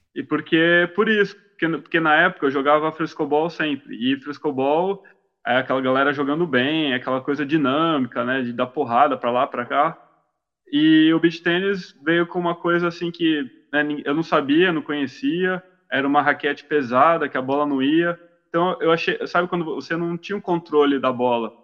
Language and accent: Portuguese; Santos, São Paulo, Brazil; Eu sou de Santos